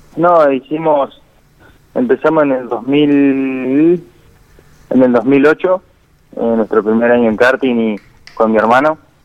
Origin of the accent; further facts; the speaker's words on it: Villa Regina, Río Negro, Argentina; yo soy de Villa Regina